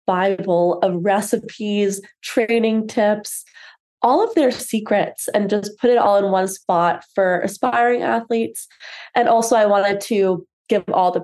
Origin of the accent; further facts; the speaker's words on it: London, United Kingdom; moved away; I grew up in London